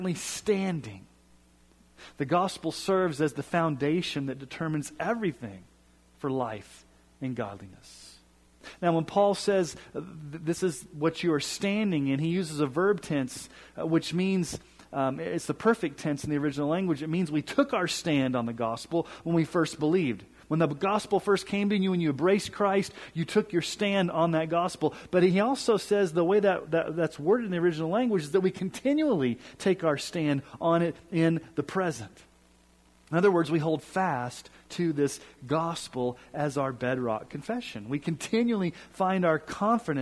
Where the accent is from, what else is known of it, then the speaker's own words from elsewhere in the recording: Colorado, United States; also born or lived in Kansas City, Missouri; I'm from Colorado, and I'm a huge Broncos fan